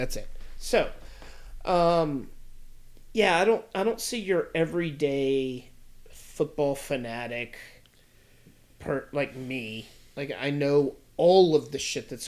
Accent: United States

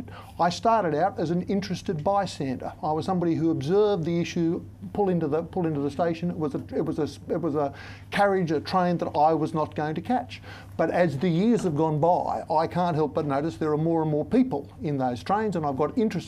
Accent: Australia; I am, you are, we are Australian

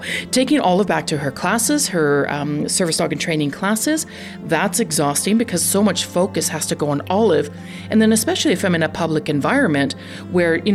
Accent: Canada; I'm Canadian

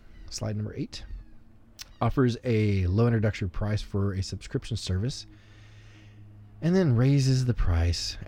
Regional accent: Arkansas, United States; moved away; I'm from Arkansas, so I still say the lines busted from the ice

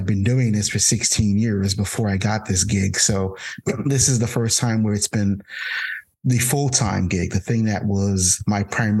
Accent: Jersey City, New Jersey, United States; I grew up in Jersey City, New Jersey, which is where I currently am right now. I left Jersey City and vowed never to return, and I came back.

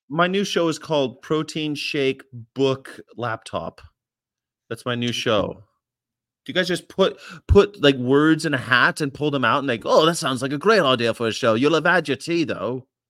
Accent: California, United States; I'm from California

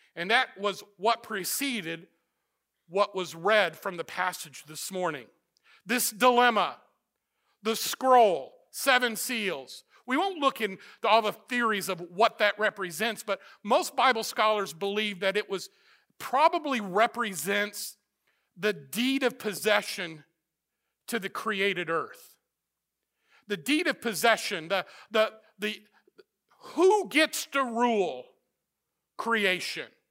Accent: Missouri, United States; moved away; also born or lived in Florida; I grew up in Missouri

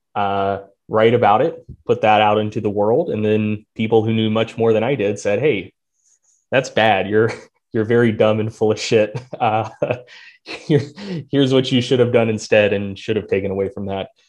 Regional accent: North Carolina, United States; I'm from North Carolina

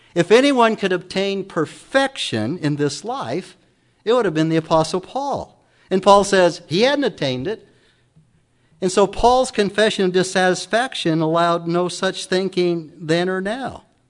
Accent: Emmett, Idaho, United States; also born or lived in Council, Idaho; I was born in Council, Idaho, many moons ago

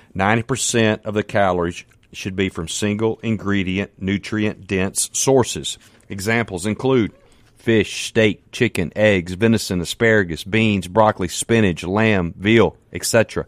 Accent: Canton, Mississippi, United States; I'm from Canton, Mississippi. Man, I'm just a country boy.

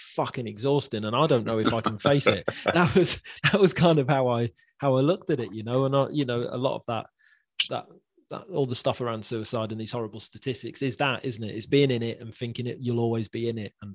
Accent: Wales, United Kingdom; moved away as an adult; now in Wirral, United Kingdom; I'm Welsh

